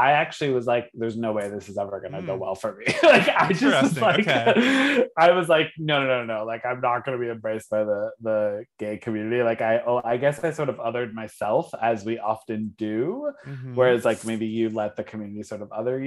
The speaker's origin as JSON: {"language": "English", "region": "Connecticut", "country": "United States", "tie": "born or raised there", "also_born_or_lived": "Providence / San Francisco", "moved": "as an adult", "said": "I grew up in Connecticut. So I grew up in like a small town, Connecticut, went to Catholic school my whole life"}